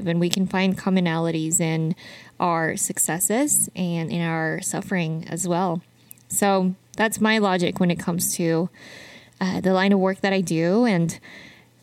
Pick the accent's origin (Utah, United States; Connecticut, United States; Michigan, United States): Utah, United States; moved away as an adult; now in Arizona, United States; I am from Utah. So Arizona is still quite new for me